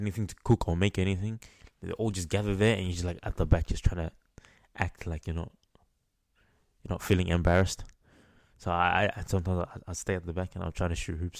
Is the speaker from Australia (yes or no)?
yes; Melbourne, Victoria, Australia; I'm from Melbourne